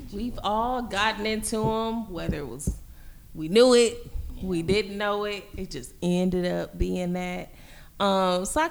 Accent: Gary, Indiana, United States; I'm from Gary, Indiana

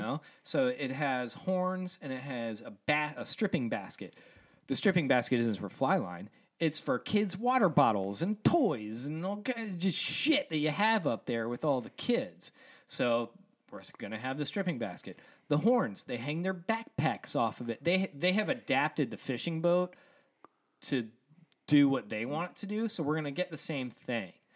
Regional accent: Columbia, Maryland, United States; moved away; also born or lived in Estes Park, Colorado / Atlanta; I grew up in Columbia, Maryland

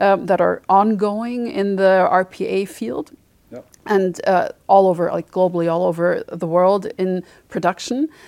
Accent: Germany; moved away as an adult; also born or lived in Mainz, Germany / Freiburg, Germany / Sweden / Paris, France; I'm from Batomburg originally. That's, uh, close to Frankfurt. That's where I grew up and went to school.

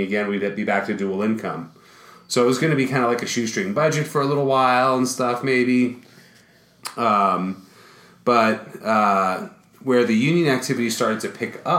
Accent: New York City, New York, United States; moved away as an adult; now in Colorado, United States; I was born and raised in Brooklyn, New York

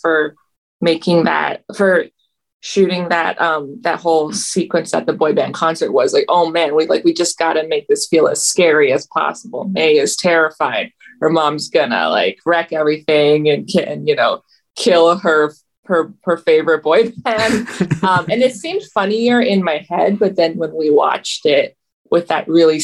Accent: Toronto, Ontario, Canada; I grew up in Toronto in the 2000s

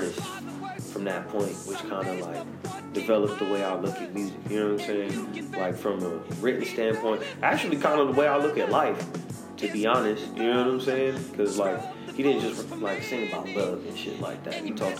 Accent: Missouri, United States; I'm originally from Missouri. I'm 35 years old, going on 36, depending on what time this comes out. Y'all might even, I might be whatever, you know what I'm saying? But I lived all over the country, and I rap.

